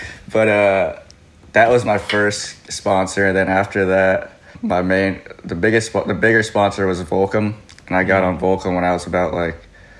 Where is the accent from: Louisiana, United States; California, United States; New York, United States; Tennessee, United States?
California, United States; Hawthorne; I grew up in Hawthorne, California.